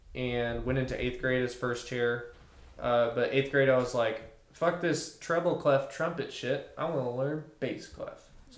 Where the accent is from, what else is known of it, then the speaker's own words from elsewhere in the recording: Fort Smith, Arkansas, United States; I was from Northside in Fort Smith.